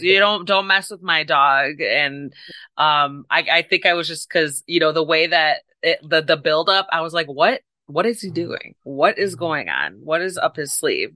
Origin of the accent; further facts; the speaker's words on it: Chicago, Illinois, United States; I'm from Chicago area